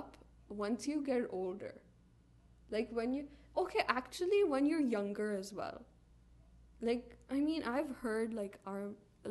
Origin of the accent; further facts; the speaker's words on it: India; for Indians, we all believe we're Indian